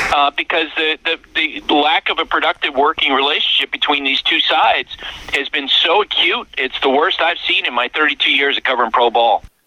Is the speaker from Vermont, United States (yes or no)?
yes; Central Vermont, United States; I, I I grew up in Central Vermont.